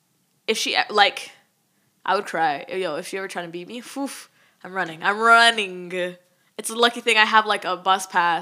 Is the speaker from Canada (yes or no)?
yes; Canada; I'm mad Canadian, bro.